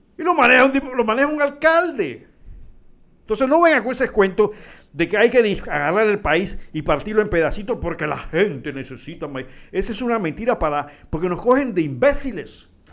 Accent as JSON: {"language": "Spanish", "country": "Panama", "said": "somos panameños"}